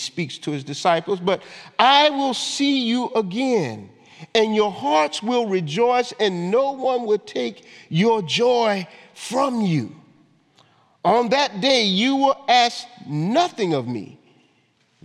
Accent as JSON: {"language": "English", "town": "Augusta", "region": "Georgia", "country": "United States", "tie": "born or raised there", "moved": "yes", "said": "my hometown, Augusta, Georgia"}